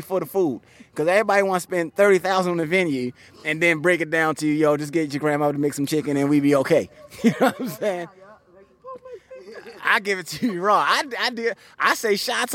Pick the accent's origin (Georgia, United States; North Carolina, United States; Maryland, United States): Maryland, United States; Baltimore; moved away as an adult; also born or lived in Atlanta; now in California, United States; Baltimore City, my hometown